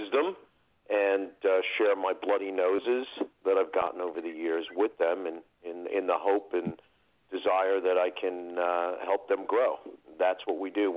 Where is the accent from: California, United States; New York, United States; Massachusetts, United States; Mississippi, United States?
New York, United States; New York City; also born or lived in northern New Jersey; now in New Jersey, United States; New York City. Yeah, New York City. originally from Queens, one of the boroughs